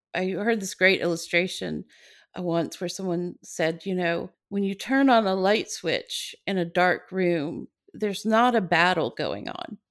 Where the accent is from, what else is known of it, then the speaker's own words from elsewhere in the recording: Atlanta, Georgia, United States; moved away as an adult; now in California, United States; I grew up I was born in Atlanta